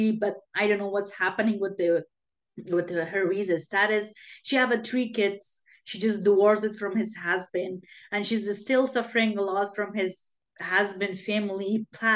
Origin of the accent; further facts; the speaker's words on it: Afghanistan; I'm from Afghanistan.